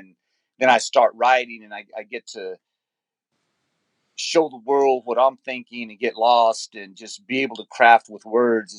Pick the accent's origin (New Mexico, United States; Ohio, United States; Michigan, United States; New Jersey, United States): New Mexico, United States; Loving; also born or lived in San Jose, California; now in Yuma, United States; I was born in San Jose, California, and I grew up in Loving, New Mexico, and I reside in Yuma, Arizona now